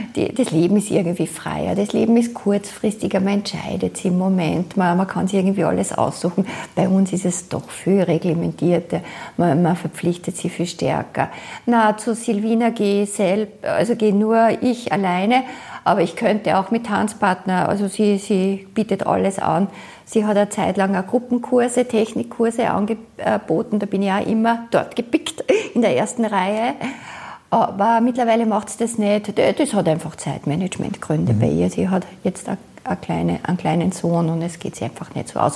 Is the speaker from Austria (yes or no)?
yes; Austria; moved away as an adult; now in Buenos Aires, Argentina; Ich bin aus Österreich